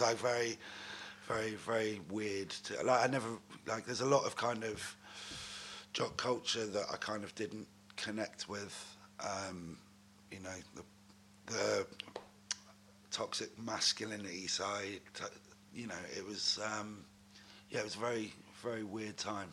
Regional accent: Newton Abbot, South West England, United Kingdom; also born or lived in Exeter; I was born in Devon. Uh, I grew up in a town called Newton Abbot, which is um, in between Torquay and Exeter.

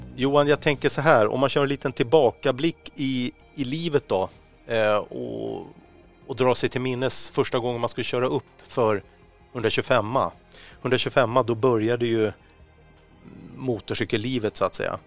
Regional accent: Stockholm, Stockholm County, Sweden; för oss som är stockholmare

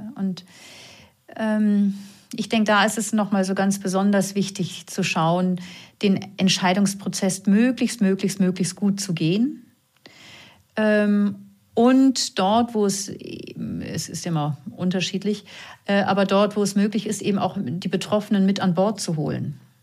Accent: Northern Germany, Germany; accent: norddeutscher Zungenschlag; now in Vienna, Austria; man hört ja vielleicht meiner Zunge an, ich komme aus Norddeutschland, auch wenn ich jetzt schon 17 Jahre in Wien lebe

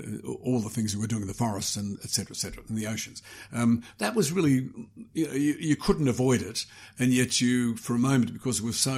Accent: Australia; moved away as an adult; But that appeared for a young boy growing up in Australia and looking at the moon. And then for a young journalist going to America, I thought, there's no way they're going

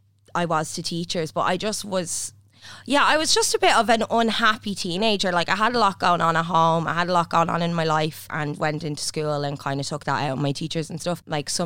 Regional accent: Drogheda, County Louth, Ireland; No, not from Dublin. I'm from Tully Allen, Drogheda.

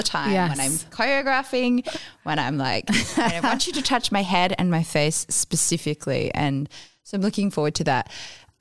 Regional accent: Australia; also born or lived in New York; also being English, Australian

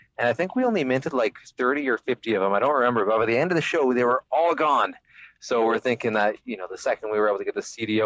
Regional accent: Vancouver, British Columbia, Canada; We're from the West Coast, as far as you can get.

